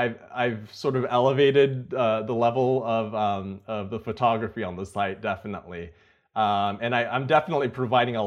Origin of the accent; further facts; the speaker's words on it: Napa, California, United States; I grew up in Napa, which is not too far from Silicon Valley